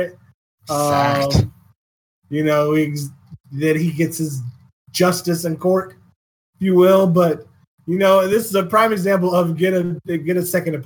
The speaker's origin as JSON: {"language": "English", "region": "Virginia", "country": "United States", "tie": "born or raised there", "said": "My home state"}